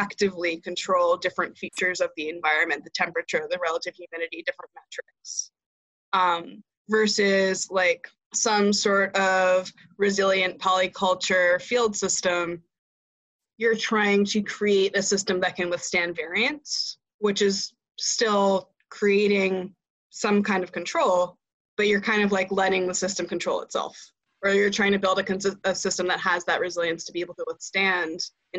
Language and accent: English; United States; as an American